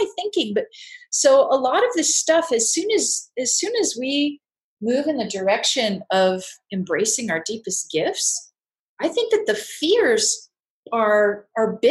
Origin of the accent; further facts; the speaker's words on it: California, United States; I'm from California